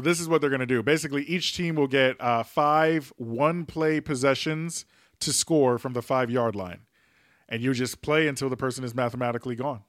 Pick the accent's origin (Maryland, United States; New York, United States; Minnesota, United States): New York, United States; my home state, my born state, New York